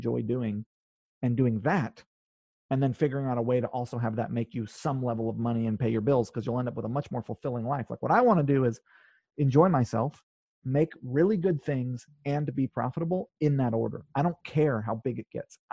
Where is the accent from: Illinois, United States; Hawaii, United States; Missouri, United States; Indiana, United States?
Hawaii, United States; North Shore, Oahu; also born or lived in California; now in New York, United States; I grew up on the North Shore. It's the best.